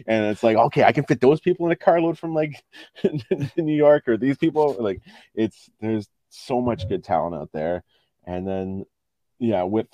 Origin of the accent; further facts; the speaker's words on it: Ottawa, Ontario, Canada; growing up in Ottawa, there wasn't a whole lot of wrestling here.